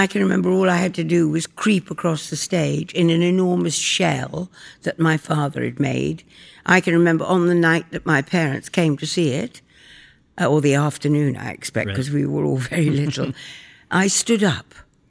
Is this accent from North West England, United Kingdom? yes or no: no; York, Yorkshire and the Humber, United Kingdom; I was born in York in England, and I was brought up there